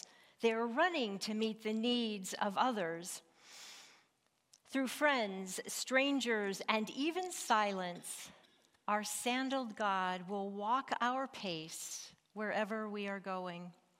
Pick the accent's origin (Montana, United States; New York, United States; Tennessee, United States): Montana, United States; Growing up in Northwest Montana marked me as a mountain woman.